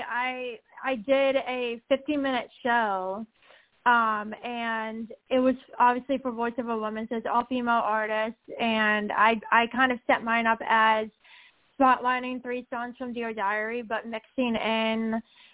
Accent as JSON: {"language": "English", "town": "Pittsburgh", "region": "Pennsylvania", "country": "United States", "tie": "born or raised there", "said": "None of the Pittsburgh stations have played me yet. So it's kind of sad not getting supported from my hometown"}